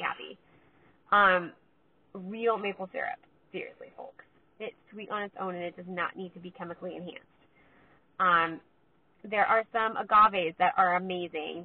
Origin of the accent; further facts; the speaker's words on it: California, United States; I'm from California